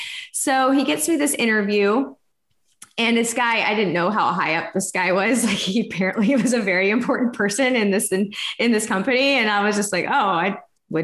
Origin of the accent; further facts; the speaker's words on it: Texas, United States; moved away as an adult; also born or lived in Florida; I'm from Texas originally, but we moved from Florida because I went out there to go to school